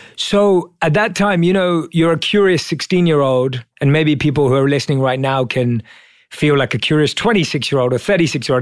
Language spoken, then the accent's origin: English; London, United Kingdom; So I was born and raised in London as a normal Indian kid.